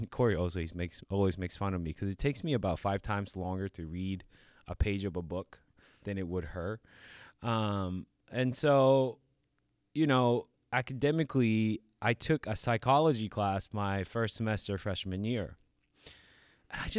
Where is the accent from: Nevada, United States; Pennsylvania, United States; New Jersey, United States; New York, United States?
New York, United States; Like I came from New York, you know, like kind of you know surrounded by like tough neighborhoods